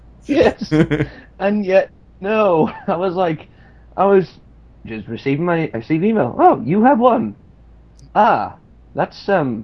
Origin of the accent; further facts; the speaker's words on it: United Kingdom; I'm not gay, I'm just British.